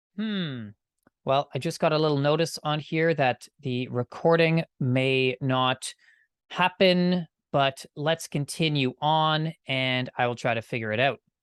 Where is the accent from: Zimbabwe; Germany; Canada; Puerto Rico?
Canada; I'm Canadian